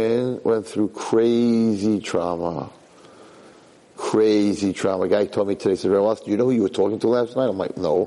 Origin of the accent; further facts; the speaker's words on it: United States; I got one passport. I am an American